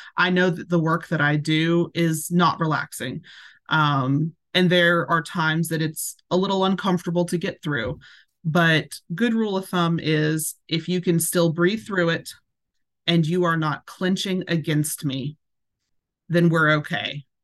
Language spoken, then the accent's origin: English; Hendersonville, Tennessee, United States; now in Portland, United States; I was raised in Hendersonville, just right on the outskirts of it.